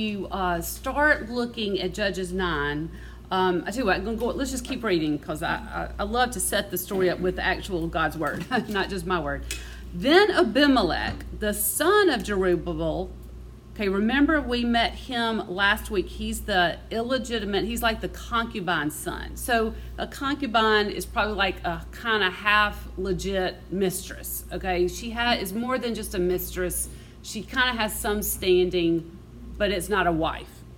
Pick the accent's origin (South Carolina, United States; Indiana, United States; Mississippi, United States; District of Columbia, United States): Mississippi, United States; I'm from Mississippi